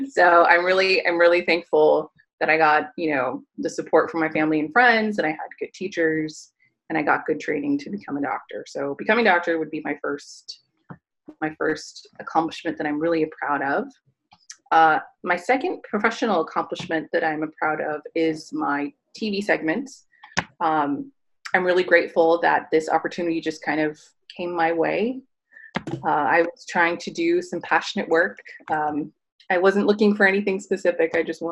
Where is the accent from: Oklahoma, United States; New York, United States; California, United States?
California, United States; born and raised in California.